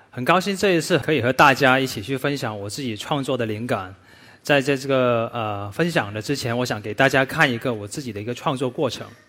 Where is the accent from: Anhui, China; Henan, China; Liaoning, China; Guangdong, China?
Guangdong, China; Foshan; 喜事文化是我家乡佛山顺德的一个，呃，很重要的传统文化